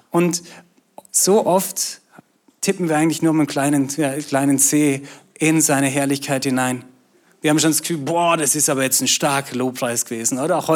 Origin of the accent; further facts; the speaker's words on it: Austria; now in Schwäbisch Hall, Germany; Ähm, bin eigentlich in Österreich aufgewachsen und äh, bin Schweizer.